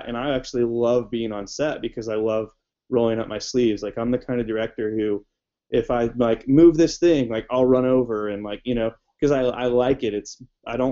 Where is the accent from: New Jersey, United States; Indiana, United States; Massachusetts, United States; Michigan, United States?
Indiana, United States; I grew up in Indiana